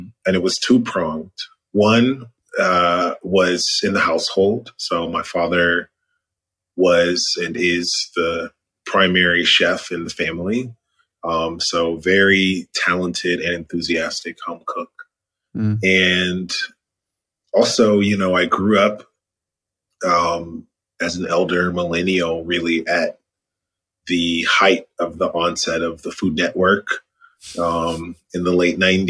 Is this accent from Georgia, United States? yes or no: yes; Atlanta, Georgia, United States; I'm calling in from Atlanta, GA, my hometown